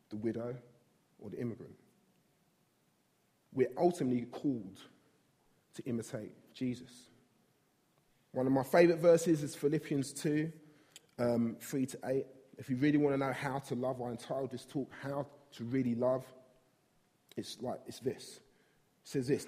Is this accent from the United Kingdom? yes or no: yes; London, United Kingdom; I grew up in South East London, grown up here all my life